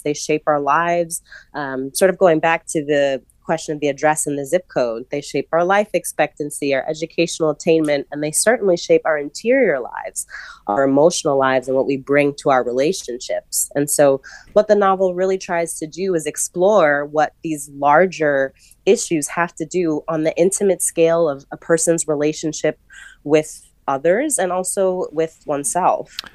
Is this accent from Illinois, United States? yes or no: no; New York City, New York, United States; I was a scholarship kid at a private school in New York City